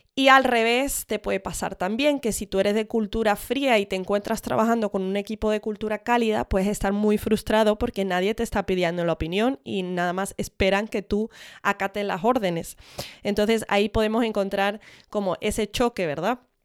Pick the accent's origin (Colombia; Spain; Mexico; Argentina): Spain; Mis padres son de Estados Unidos, pero yo me crié en España